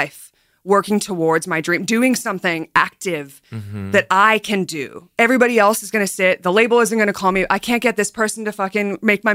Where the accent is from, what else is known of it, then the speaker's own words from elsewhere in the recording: Australia; I grew up in Australia